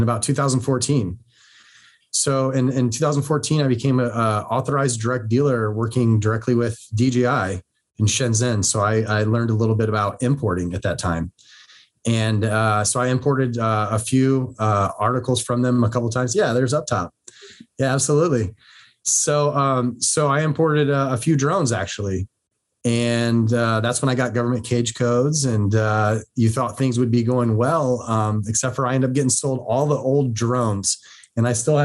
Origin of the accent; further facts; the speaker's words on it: Ohio, United States; moved away as an adult; also born or lived in Washington State; now in Washington, United States; I grew up in Ohio